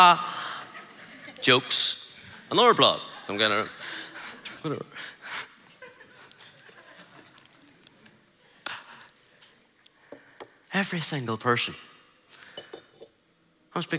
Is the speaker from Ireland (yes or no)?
yes; Ireland; I'm just an Irish guy